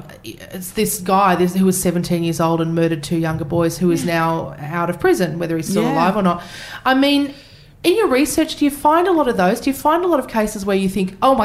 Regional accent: Queensland, Australia; I was a child in Queensland at the time.

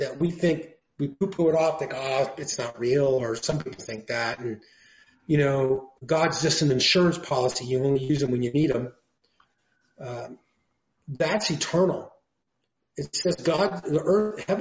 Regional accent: Oregon, United States; also born or lived in Los Angeles County, California; now in Los Angeles, United States; I'm from Oregon. I live down here.

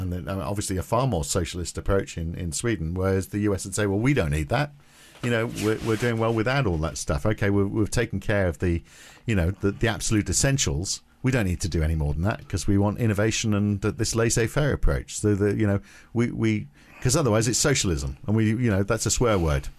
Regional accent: United Kingdom; I was growing up in the U K

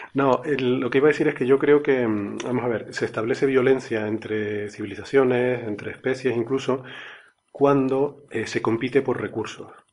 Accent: Canary Islands, Spain; los, los, canarios decimos Ceres

